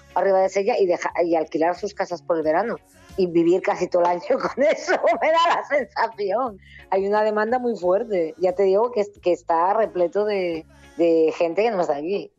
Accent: Asturias, Spain; born or raised there

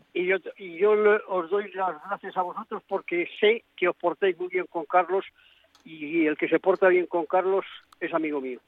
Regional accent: Spain; yo soy español

